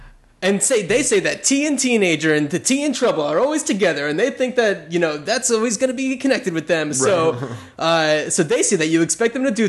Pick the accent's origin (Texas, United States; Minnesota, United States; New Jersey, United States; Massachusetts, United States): New Jersey, United States; I grew up in New Jersey, very close to New York City, and where I grew up was very, you know, white suburbia